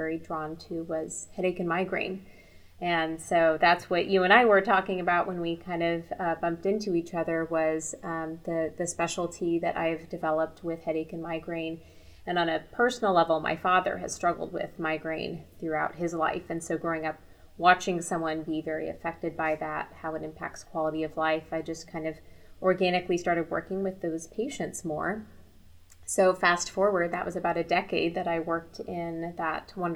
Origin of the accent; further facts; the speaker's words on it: Kansas City, United States; I'm from the Kansas City area, so I had gone away for my undergraduate, came back to Kansas City